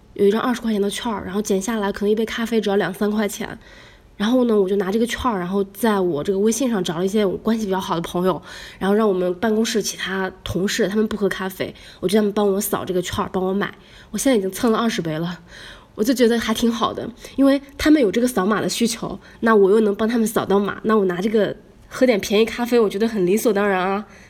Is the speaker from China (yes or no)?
yes; northern China, China; now in Shanghai, China; 我们北方人